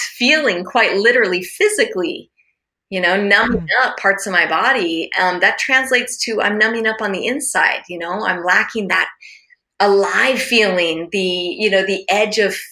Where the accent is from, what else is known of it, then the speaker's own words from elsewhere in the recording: Alaska, United States; I grew up in Alaska